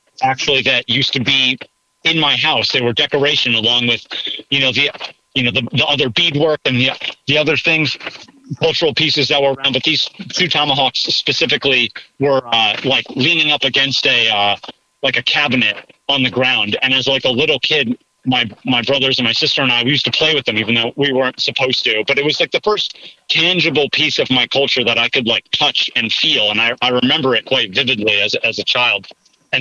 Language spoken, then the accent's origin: English; United States; now in Mifflinburg, United States; where I grew up on the Delaware River